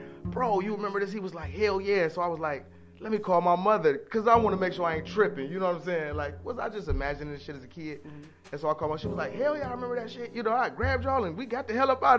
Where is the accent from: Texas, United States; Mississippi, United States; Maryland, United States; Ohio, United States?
Ohio, United States; Cleveland; moved away as an adult; also born or lived in North Carolina; I'm from Cleveland. So, my parents used to take me, me and my little brother to the lake, Lake Erie, all the time, like for the weekend